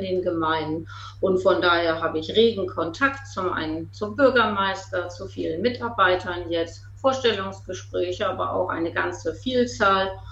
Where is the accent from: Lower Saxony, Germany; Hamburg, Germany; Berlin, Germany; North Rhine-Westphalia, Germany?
Lower Saxony, Germany; East Frisia; moved away as an adult; Ostfriesin bin, viele Jahre buten Ostfriesen war, 25 Jahre gar nicht in Ostfriesland war, aber jetzt wieder zurückgekommen äh, und mich ausgesprochen wohlfühle in meiner alten Heimat